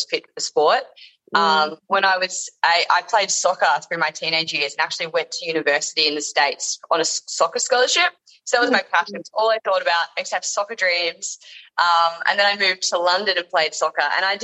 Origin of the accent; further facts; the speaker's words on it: Yarra Valley, Victoria, Australia; moved away as an adult; also born or lived in Burleigh Heads, Gold Coast; now in Gold Coast, Australia; all my life growing up in the Yarra Valley